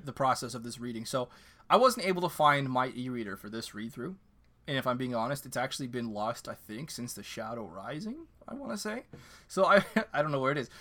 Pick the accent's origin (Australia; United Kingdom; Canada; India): Canada; My second language is French